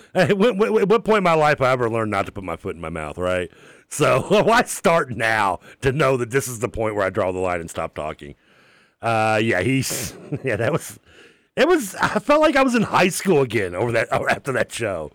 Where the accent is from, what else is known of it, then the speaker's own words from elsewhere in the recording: United States; born and raised here